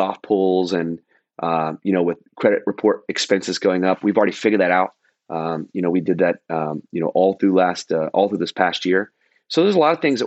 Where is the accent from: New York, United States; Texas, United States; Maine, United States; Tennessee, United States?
Texas, United States; Dallas; also born or lived in Fort Lauderdale, Florida; now in Orange County, United States; Dallas, my hometown